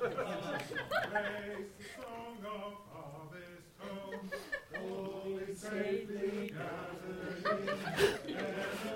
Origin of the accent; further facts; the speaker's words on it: Willenhall, West Midlands, United Kingdom; I was born in Willenhall, and I was born in poverty